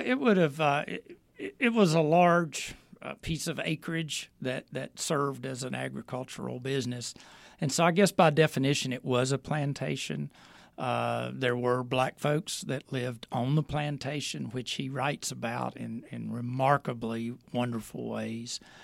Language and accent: English; Winston-Salem, North Carolina, United States; also born or lived in Emory, Virginia area; now in Southwest Virginia, United States; I grew up in Winston-Salem, North Carolina. Uh, I've lived here since nineteen seventy-three